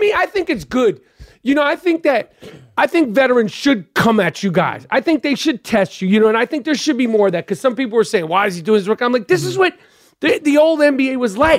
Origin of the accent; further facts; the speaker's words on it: New York, United States; I'm from New York